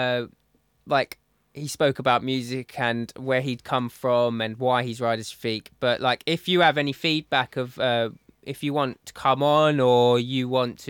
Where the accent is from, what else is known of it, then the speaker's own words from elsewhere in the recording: Essex, East of England, United Kingdom; accent: Essex; my Essex accent